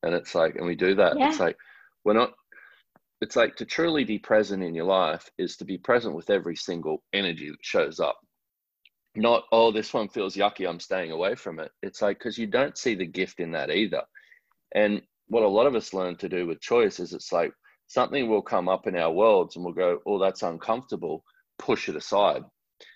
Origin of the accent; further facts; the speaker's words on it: Australia; I'm an Australian man